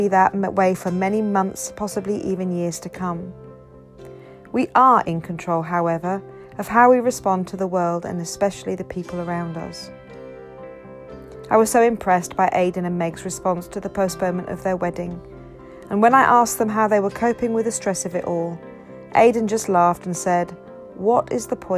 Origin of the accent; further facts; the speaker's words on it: Ghana; also born or lived in Zambia; now in United Kingdom; having been born and brought up in Ghana